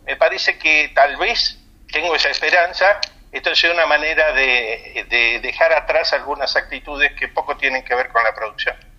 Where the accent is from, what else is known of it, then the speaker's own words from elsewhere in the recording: Argentina; now in Spain; también soy argentino